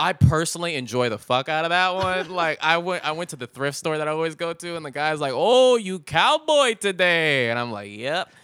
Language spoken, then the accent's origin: English; Richmond, California, United States; Chevron has a lot of refineries in my hometown, Richmond